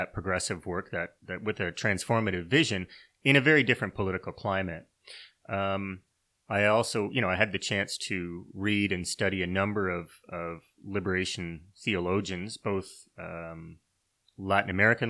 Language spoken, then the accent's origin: English; Canada; like many people, I was raised many people in Canada anyway, I was raised within the church.